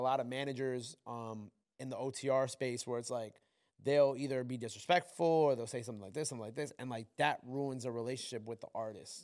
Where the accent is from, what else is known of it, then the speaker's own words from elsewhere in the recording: New York, United States; I'm from New York